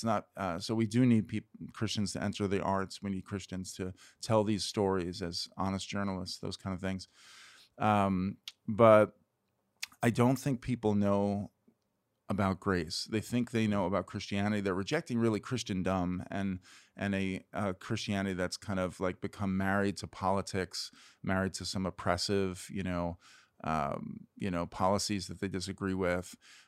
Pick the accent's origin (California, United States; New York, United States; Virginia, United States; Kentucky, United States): New York, United States; New York City; moved away as an adult; also born or lived in Brooklyn / north of Boston / Boston / State College, Pennsylvania; I'm born and raised in New York City in Queens. I guess I was maybe born in Brooklyn and raised in Queens. I've lived in Manhattan and Brooklyn now